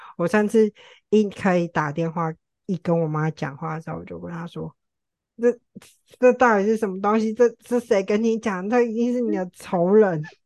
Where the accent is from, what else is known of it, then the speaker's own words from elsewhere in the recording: Tainan, Taiwan; also born or lived in Taipei; 我之前在台北工作，然后我从台北搬回台南